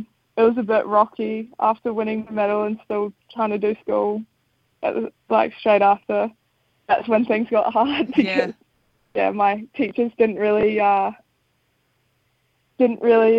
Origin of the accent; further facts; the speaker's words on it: Wanaka, Otago, New Zealand; also born or lived in Sydney, Australia; we moved to Wanaka when I was six, so I'm almost the Wanaka local now